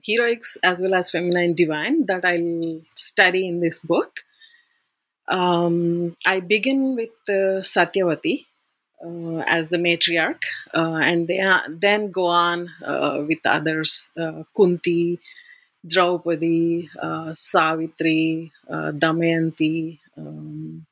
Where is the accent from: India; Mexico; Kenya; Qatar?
India; growing up in India